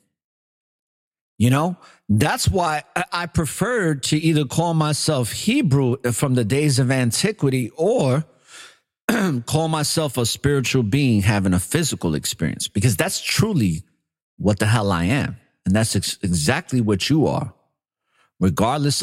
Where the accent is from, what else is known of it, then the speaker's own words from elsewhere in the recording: New York City, New York, United States; moved away; growing up in New York City